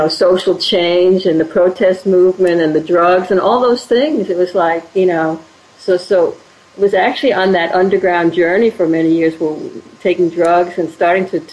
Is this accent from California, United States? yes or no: no; Washington, District of Columbia, United States; moved away as an adult; I was 18, and I grew up in Washington, D.C.